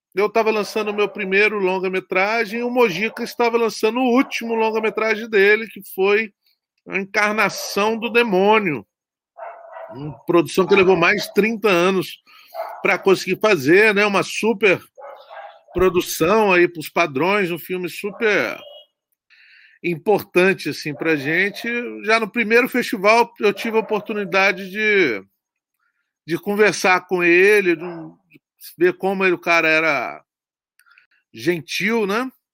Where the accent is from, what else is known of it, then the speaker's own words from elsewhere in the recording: Guarapari, Espírito Santo, Brazil; eu sou do Espírito Santo, eu sou de uma cidade chamada Guarapari